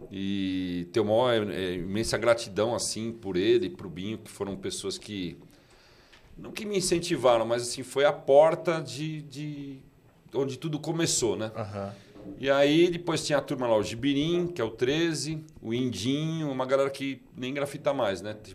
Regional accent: São Paulo, Brazil; now in Mairiporã, Brazil; Eu sou de 71, né? Nasci ah. no bairro do Paris, Braz, ali, aquela região

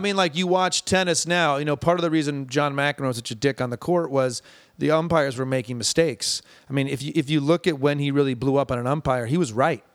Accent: Ann Arbor, Michigan, United States; born or raised there

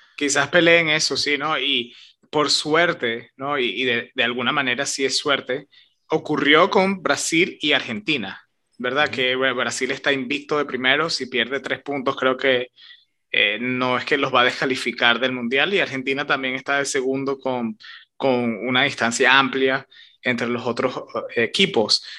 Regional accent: Venezuela; de donde somos nosotros, de Venezuela

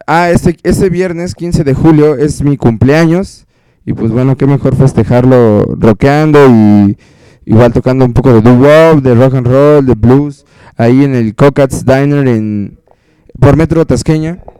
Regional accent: Mexico; como mexicanos

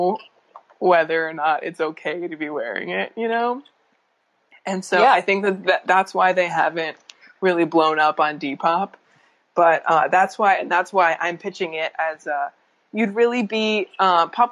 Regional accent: Northern Virginia, United States; I'm from the Virginia equivalent of that Maryland area

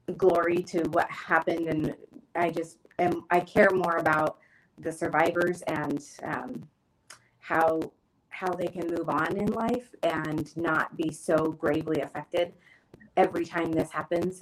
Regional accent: Springfield, Oregon, United States; also born or lived in Eugene, Oregon / Creswell, Oregon; I was born and raised in Springfield, and I, you know, graduated from Thurston, but I had to move into Eugene

